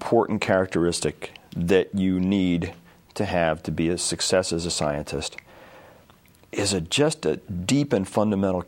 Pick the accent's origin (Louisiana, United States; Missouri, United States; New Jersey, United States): New Jersey, United States; I grew up in New Jersey